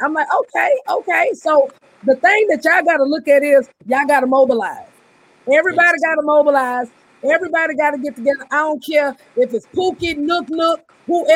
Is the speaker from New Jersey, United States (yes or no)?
no; Beaumont, Texas, United States; also born or lived in Houston; my people is from Beaumont. I grew up in Beaumont